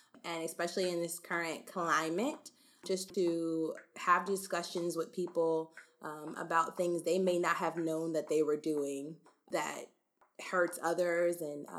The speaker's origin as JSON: {"language": "English", "town": "Cary", "region": "North Carolina", "country": "United States", "tie": "born or raised there", "said": "I grew up in Cary, North Carolina, but because of my dad's job, we moved around a ton."}